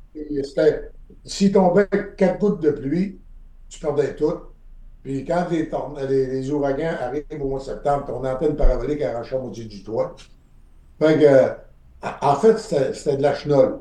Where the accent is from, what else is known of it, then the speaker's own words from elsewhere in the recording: Quebec, Canada; also born or lived in Florida; Chez nous, au Québec